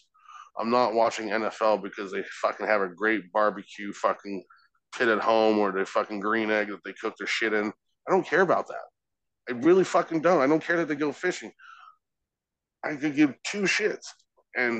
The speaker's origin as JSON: {"language": "English", "country": "United Kingdom", "said": "I'm British"}